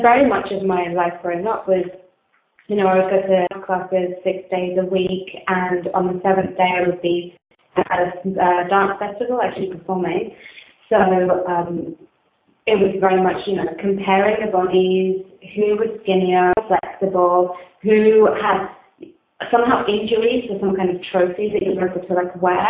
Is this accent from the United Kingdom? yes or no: yes; England, United Kingdom; I grew up in England and my parents are Colombian